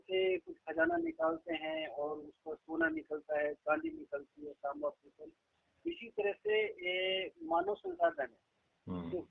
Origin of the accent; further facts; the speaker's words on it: Bagar, Rajasthan, India; also born or lived in Gujarat; Rajasthan M आई right बगड़ एक कस्बा है शेखावत क्षेत्र में